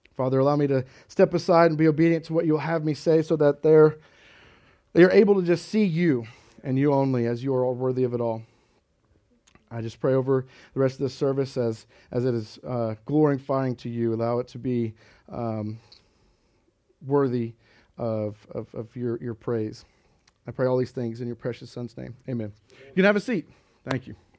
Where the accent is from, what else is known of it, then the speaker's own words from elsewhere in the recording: Kansas, United States; moved away; grew up in Kansas and always, uh, I, I personally always grew up in the church